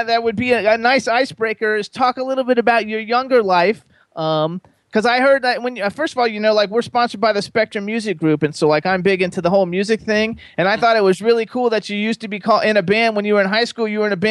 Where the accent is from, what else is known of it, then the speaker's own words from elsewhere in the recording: Florida, United States; I'm from Florida. I lived in Florida for 50 years